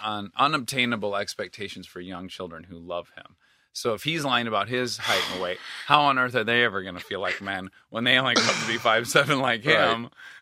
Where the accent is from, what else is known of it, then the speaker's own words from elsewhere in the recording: Milford, Michigan, United States; Milford, Michigan, Highland, Michigan.